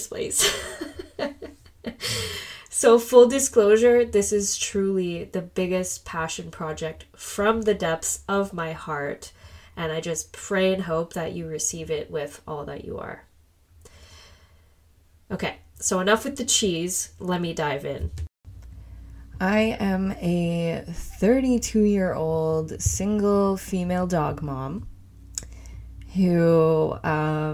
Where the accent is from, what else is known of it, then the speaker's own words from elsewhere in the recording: Whitby, Ontario, Canada; also born or lived in Scarborough, Ontario; I was born in Scarborough and raised in Whitby for the most part. This is in Ontario in Canada